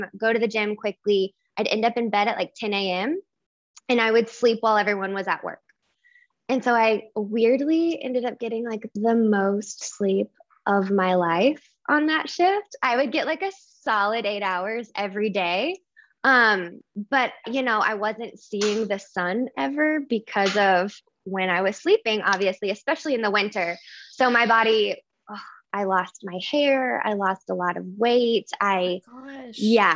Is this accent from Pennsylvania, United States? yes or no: no; Oklahoma, United States; I am originally from Oklahoma